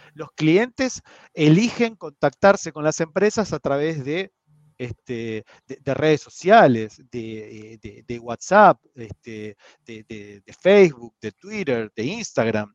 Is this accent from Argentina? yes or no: yes; Argentina; como mal argentino